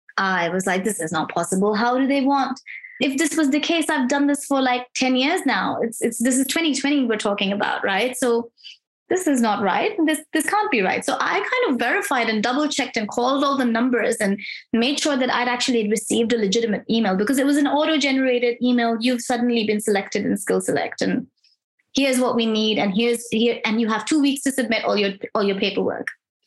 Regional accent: Pakistan; also born or lived in Middle East; now in Melbourne, Australia; I migrated to Australia as an international student from Pakistan. I'm originally from Pakistan. I never really lived there. I grew up in the Middle East.

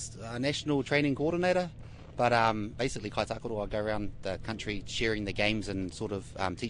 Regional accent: Whanganui, Manawatū-Whanganui, New Zealand; Engari, born and bred in Wally.

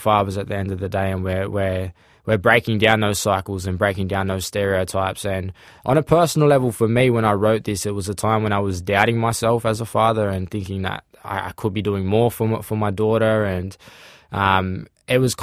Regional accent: Sydney, New South Wales, Australia; I grew up in Sydney Southeast, in a place called Maroubra.

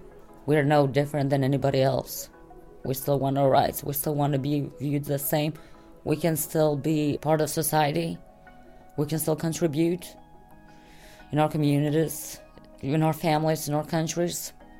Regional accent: Kosovo; I'm from Kosovo. I come from a big family.

